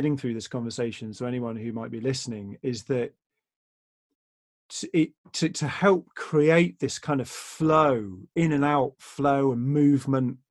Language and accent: English; England, United Kingdom; We're English, and that's very much part of our culture